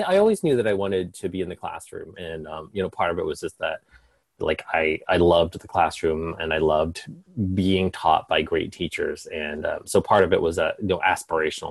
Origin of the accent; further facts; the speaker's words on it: Carlisle, Pennsylvania, United States; moved away as an adult; also born or lived in New York City; now in Maine, United States; I grew up in um, Carlisle, Pennsylvania